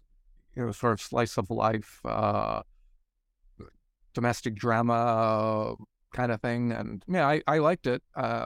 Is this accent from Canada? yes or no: yes; New Brunswick, Canada; And I come from Eastern Canada, a province called New Brunswick, shares a border with Maine.